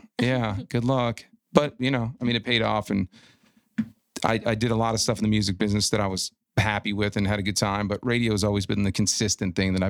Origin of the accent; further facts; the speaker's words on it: Detroit, Michigan, United States; I'm from Detroit.